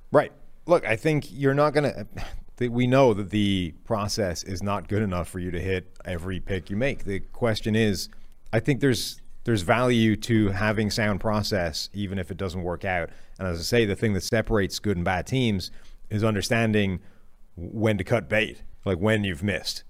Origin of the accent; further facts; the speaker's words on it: Ireland; moved away; I apparently am dragging, like, basically all of Ireland with me.